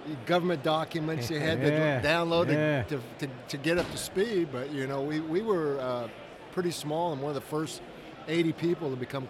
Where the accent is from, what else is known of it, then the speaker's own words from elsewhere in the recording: Kansas, United States; We're from Kansas